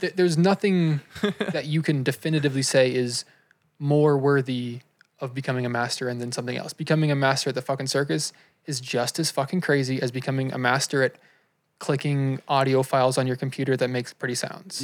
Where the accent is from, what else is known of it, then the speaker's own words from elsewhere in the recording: United States; we grew up in America